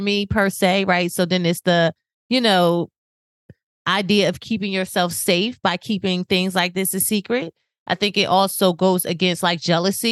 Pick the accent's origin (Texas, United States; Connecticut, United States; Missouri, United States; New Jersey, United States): New Jersey, United States; now in Florida, United States; I'm from New Jersey